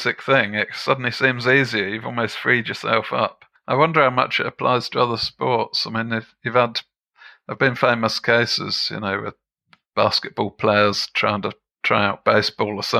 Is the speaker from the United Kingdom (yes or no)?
yes; England, United Kingdom; also born or lived in Germany; back in England, when I was a kid, I used to think that we played croquet back on our back lawn.